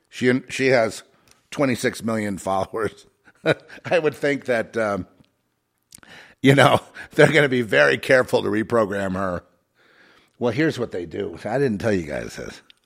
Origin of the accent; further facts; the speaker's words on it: Los Angeles, California, United States; I grew up in Hollywood